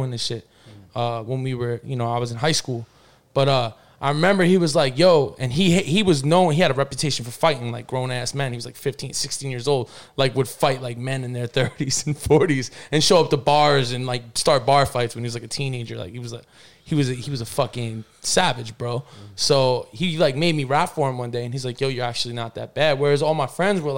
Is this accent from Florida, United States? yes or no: no; New Jersey, United States; born or raised there; also born or lived in Pittsburgh, Pennsylvania